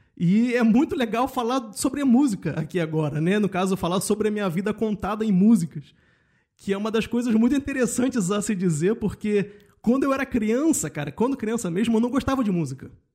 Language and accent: Portuguese; Rio de Janeiro, Brazil; moved away as an adult; now in Germany; eu venho de Cordovil, né, com muito orgulho, uhum. eu falo isso sempre, e morando no subúrbio carioca